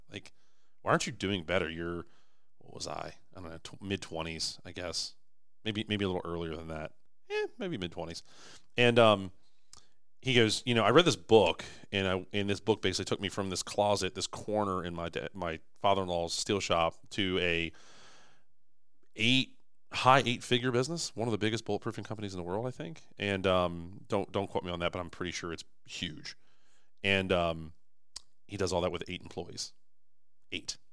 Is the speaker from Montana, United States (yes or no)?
no; Maryland, United States; we're from Maryland.